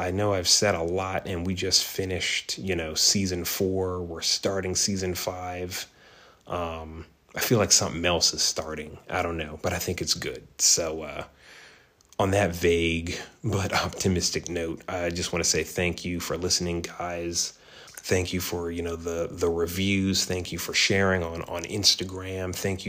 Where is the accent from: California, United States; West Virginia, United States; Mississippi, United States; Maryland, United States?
Maryland, United States; So we're going back to my home state of Maryland.